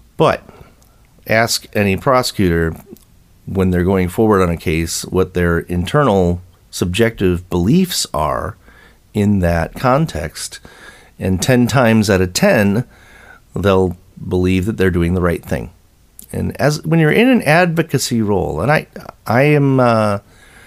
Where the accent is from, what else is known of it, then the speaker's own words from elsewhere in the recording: United States; as American citizens